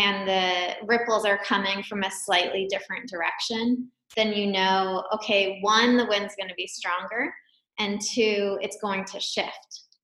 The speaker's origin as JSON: {"language": "English", "town": "Wellesley", "region": "Massachusetts", "country": "United States", "tie": "born or raised there", "said": "I grew up just outside of Boston in a town called Wellesley"}